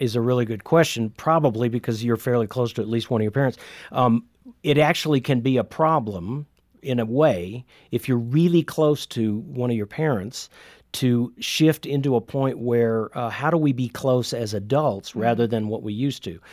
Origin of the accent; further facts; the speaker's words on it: Indiana, United States; I'm from Indiana